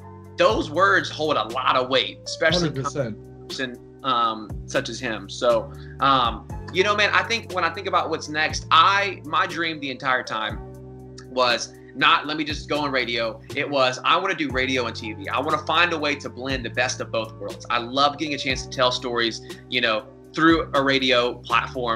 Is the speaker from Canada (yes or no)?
no; Atlanta, Georgia, United States; home to Atlanta and be able to really build something special here in my hometown